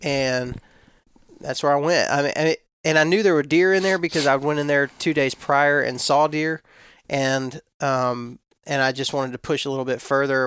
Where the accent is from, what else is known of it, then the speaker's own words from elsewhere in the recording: West Texas, United States; now in Florida, United States; when I was raised in West Texas